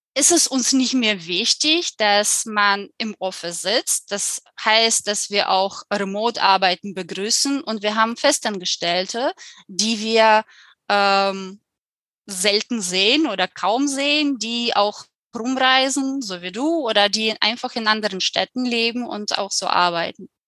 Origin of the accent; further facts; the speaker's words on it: Ukraine; German is a second language; moved away as an adult; also born or lived in Germany; now in Spain; komme ich aus der Ukraine. Und als ich 19 Jahre alt war, habe ich mich entschieden, nach zwei Jahren Studiums für ein Jahr nach Deutschland zu gehen